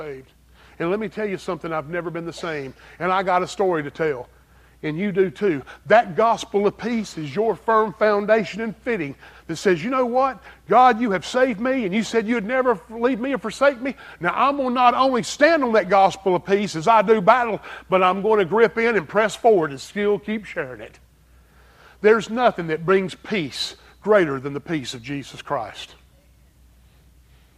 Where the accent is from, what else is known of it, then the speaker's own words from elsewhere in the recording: Greer, South Carolina, United States; accent: strong southern accent; also born or lived in Pennsylvania; I'm from Greer, South Carolina